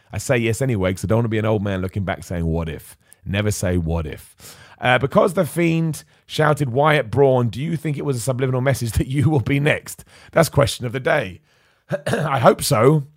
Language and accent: English; Luton, East of England, United Kingdom; moved away; I was born in Luton, so there's something really cool about going back to your hometown